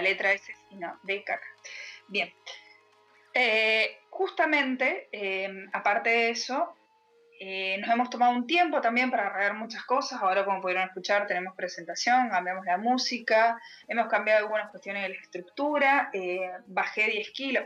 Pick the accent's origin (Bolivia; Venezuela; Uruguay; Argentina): Argentina; Mendoza; Soy de Mendoza también, pero estoy mucho más al